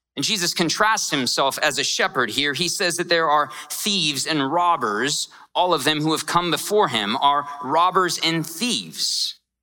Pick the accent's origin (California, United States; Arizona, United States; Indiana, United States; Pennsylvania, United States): Arizona, United States; Scottsdale; I grew up here and I grew up in a really rough part of town. I grew up in Scottsdale.